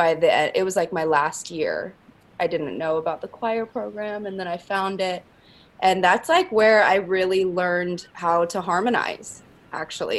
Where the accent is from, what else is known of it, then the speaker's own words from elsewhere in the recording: Lake Forest, California, United States; I'm from Orange County. I'm from Lake Forest, actually